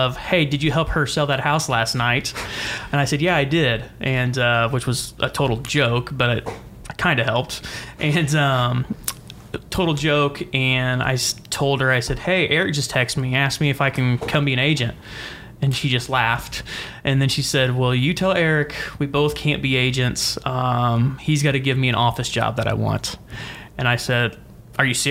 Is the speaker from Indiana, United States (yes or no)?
yes; Indianapolis, Indiana, United States; I'm local, you know, from the east side